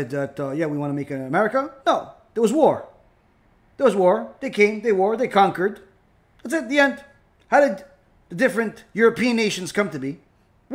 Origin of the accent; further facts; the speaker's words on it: Israel; now in United States; I was born in Israel